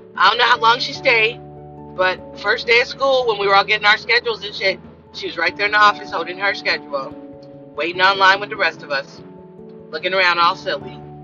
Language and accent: English; Los Angeles, California, United States; I came from South Central